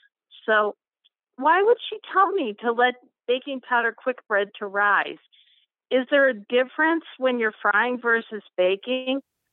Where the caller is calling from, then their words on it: Mogadore, Ohio, United States; I'm calling from Mogador, Ohio. It's just outside of Akron.